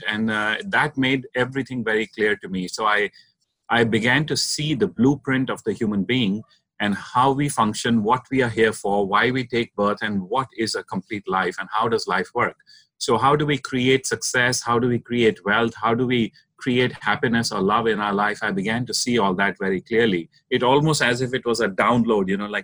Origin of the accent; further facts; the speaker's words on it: India; I'm originally from India, and I was born into a family of entrepreneurs